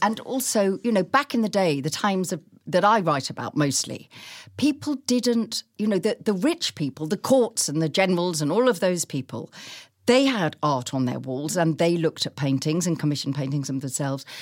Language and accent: English; Chichester, South East England, United Kingdom; growing up in Chichester, where as children, we walked through the town